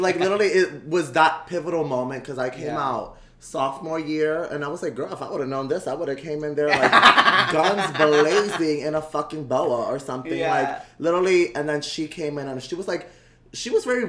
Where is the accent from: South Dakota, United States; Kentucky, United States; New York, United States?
New York, United States; New York City; I grew up in Bushwick.